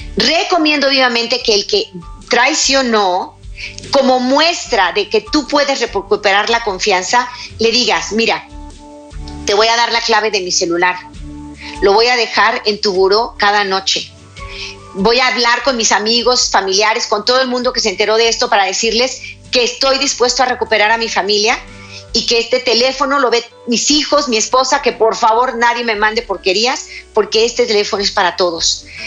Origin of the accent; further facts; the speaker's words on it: Mexico; mi país, México